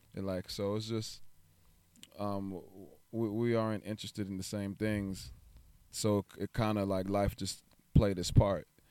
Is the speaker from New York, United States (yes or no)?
yes; New York, United States; now in Texas, United States; I'm originally from New York.